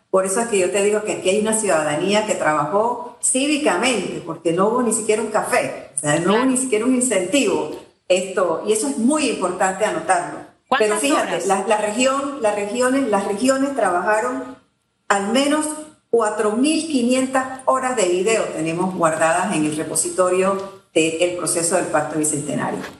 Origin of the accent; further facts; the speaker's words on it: Panama; podemos como panameños